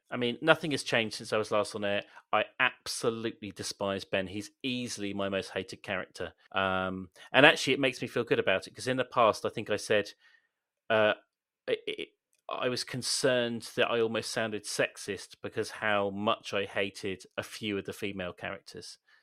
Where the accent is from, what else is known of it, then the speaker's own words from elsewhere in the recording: Swindon, South West England, United Kingdom; being from Swindon